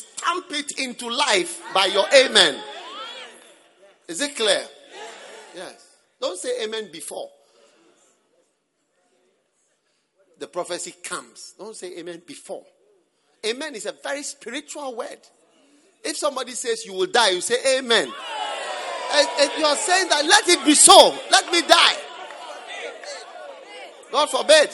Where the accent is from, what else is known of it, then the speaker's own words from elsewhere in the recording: Ghana; I'm from Ghana and I've spent most of my life in Ghana